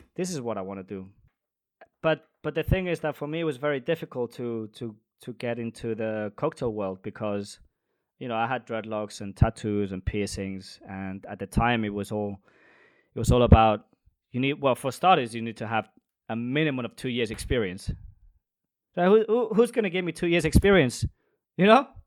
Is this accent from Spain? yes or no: yes; Spain; moved away as an adult; also born or lived in London; now in Denmark; I am a bartender from Spain, but I currently live in Denmark.